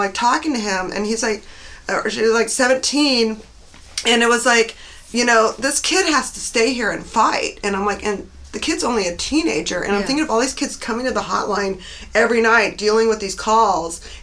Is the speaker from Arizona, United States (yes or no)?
no; Las Cruces, New Mexico, United States; I grew up in Las Cruces, New Mexico, 42 miles from the border.